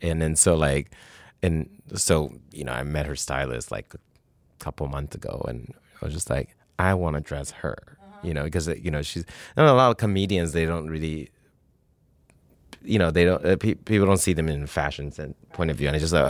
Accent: Canada; And I'm Canadian, and I have a lot of friends in Toronto

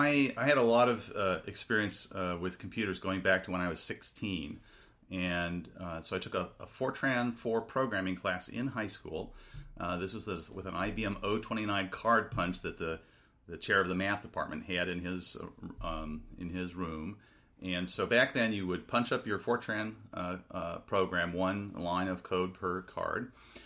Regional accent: Seattle, Washington, United States; moved away as an adult; also born or lived in Chicago / Poughkeepsie, New York; So I grew up in Seattle.

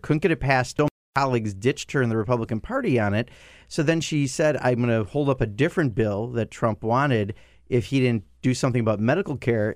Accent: Wisconsin, United States; This is a deindustrialized part of Wisconsin. My hometown, fourteen thousand people used to make cars.

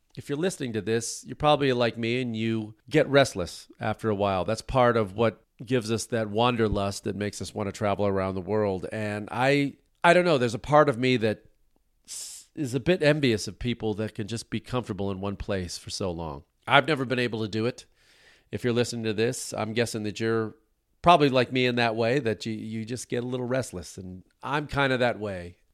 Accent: United States; as an American who likes to travel around the world

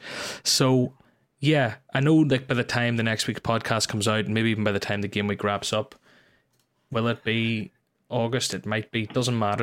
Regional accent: Ireland; I'm Irish

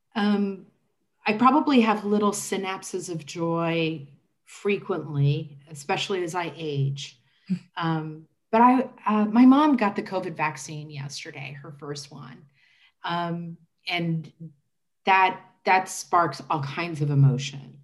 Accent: Indianapolis, Indiana, United States; I am a lifelong resident of Indianapolis. I grew up in Marion County

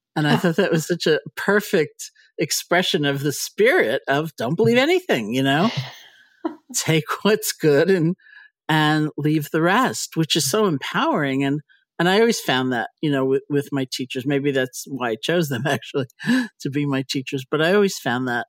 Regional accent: New York, United States; I'm a New Yorker

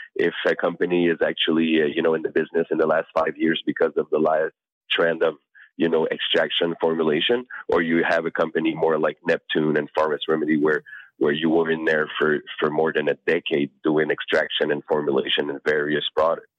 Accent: Canada; I'm Canadian

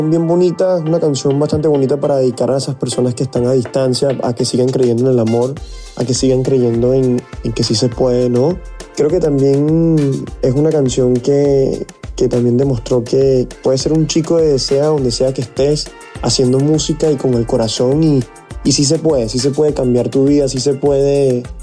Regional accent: Venezuela; also born or lived in Saint Vincent and the Grenadines / Namibia; Viví en San Vicente de las Granadinas cuatro años y después viví seis años en Namibia, país al sur de África. Y así fue que me crié. Después, cuando, después a los 10 años, fue que, fue que fui a, a Venezuela y ahí pasé 17 años de mi vida.

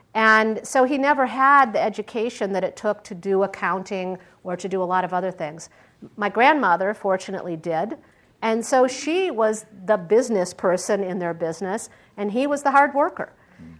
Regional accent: Michigan, United States; also born or lived in Pittsburgh, Pennsylvania; now in Silicon Valley, United States; I grew up in Michigan

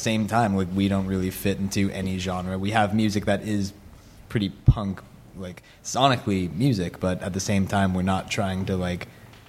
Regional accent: Los Angeles, California, United States; And I grew up in, kind of downtown, and then moved out to the west side in Los Angeles.

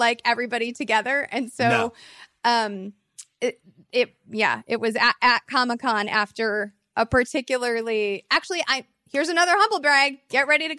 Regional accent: Mount Prospect, Illinois, United States; I'm from Mount Prospect.

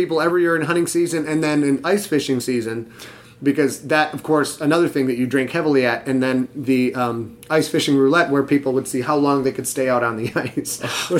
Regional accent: Cheboygan, Michigan, United States; I grew up in Sheboygan, Michigan. Sheboygan, Michigan, and we had one movie theater, I think we had three stoplights.

